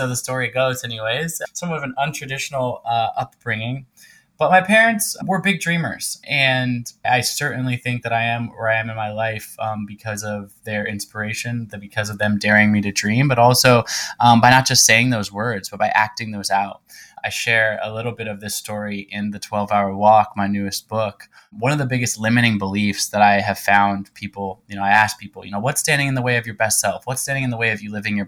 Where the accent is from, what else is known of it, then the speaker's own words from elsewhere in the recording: Pacific Northwest, United States; I'm originally from the Pacific Northwest part of the United States